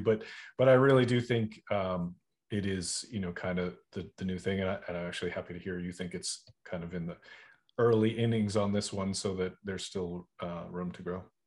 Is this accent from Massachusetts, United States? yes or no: yes; Boston, Massachusetts, United States; moved away; also born or lived in Charleston, South Carolina; I'm originally from Boston